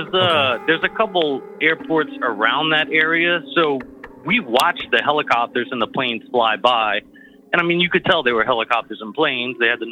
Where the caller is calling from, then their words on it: Louisiana, United States; from Louisiana.